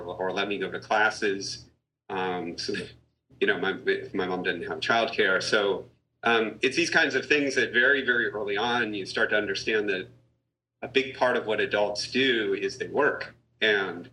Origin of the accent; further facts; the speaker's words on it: Massachusetts, United States; I grew up in Massachusetts, in not Boston or Cambridge or something like that, but out in a hill town